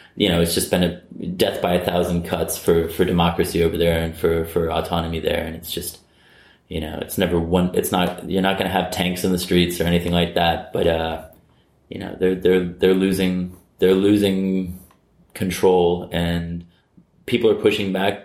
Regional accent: United States; I'm American.

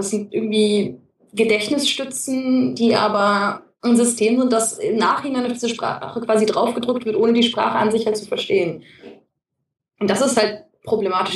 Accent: Germany; als Deutsche

